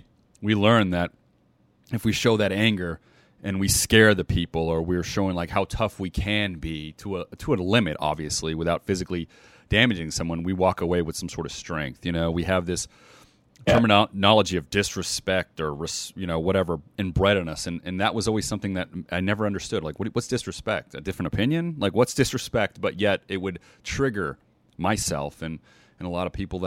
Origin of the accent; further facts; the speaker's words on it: United States; now in Las Vegas, United States; I grew up in the States here. I'm in Las Vegas.